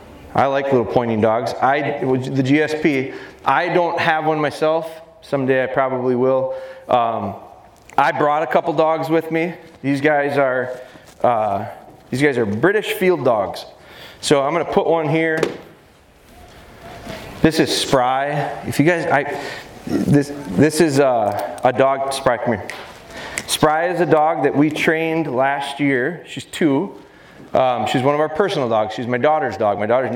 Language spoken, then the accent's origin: English; Pulaski, Wisconsin, United States; I'm from Wisconsin, up near Green Bay, a little town called Pulaski.